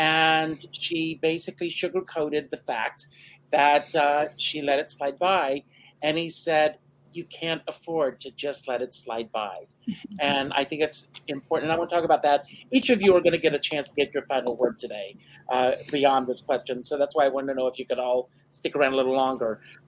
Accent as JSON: {"language": "English", "region": "South Carolina", "country": "United States", "moved": "yes", "said": "I'm originally from South Carolina, enough said."}